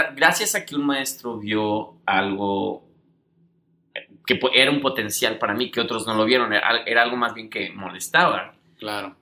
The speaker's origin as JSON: {"language": "Spanish", "country": "Mexico", "moved": "yes", "said": "como buenos mexicanos"}